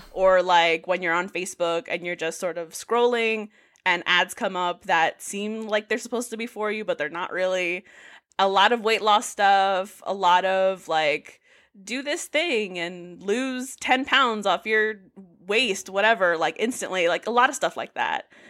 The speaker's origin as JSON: {"language": "English", "town": "New York City", "region": "New York", "country": "United States", "moved": "as an adult", "lives_now": "Providence, United States", "said": "I'm originally from the Bronx. Um, I just moved to Providence about a year ago for grad school"}